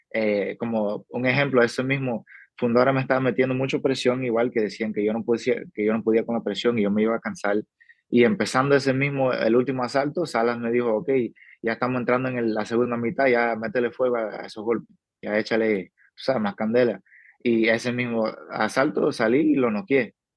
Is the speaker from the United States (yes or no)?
yes; New Mexico, United States; also born or lived in Cuba (family); now in Las Vegas, United States; mi familia viene de Cuba, yo nací, me creí en Nuevo México, alrededor de mexicano